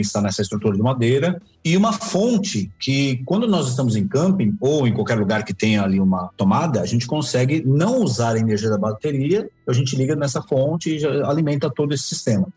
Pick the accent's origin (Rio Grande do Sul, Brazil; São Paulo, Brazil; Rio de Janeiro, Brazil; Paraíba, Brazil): São Paulo, Brazil; saímos de São Paulo, né? Nós somos de São Paulo